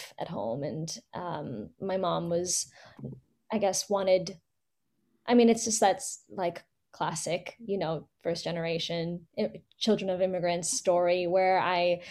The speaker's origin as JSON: {"language": "English", "town": "Fremont", "region": "California", "country": "United States", "tie": "born or raised there", "said": "Born and raised in the Bay, actually, in Fremont."}